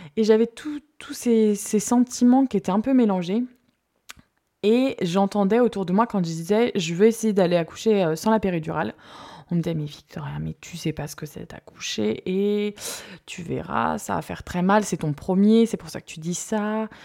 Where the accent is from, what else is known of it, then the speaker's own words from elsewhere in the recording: Marseille, Provence-Alpes-Côte d'Azur, France; moved away; Je viens de Marseille